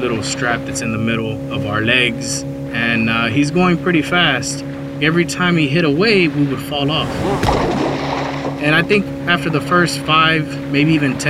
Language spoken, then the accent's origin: English; Dallas, Texas, United States; I'm from Dallas, Texas